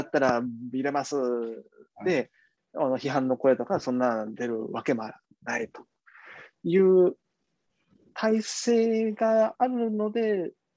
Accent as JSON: {"language": "Japanese", "region": "Kumamoto", "country": "Japan", "tie": "born or raised there", "moved": "yes", "lives_now": "Beijing, China", "said": "熊本の自分の実家にちょっとこう、転がり込んで"}